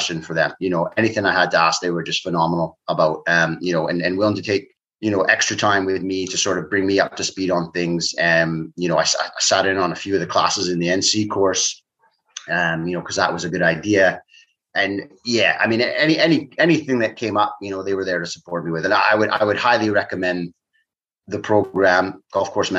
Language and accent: English; Canada; moved away; growing up in Canada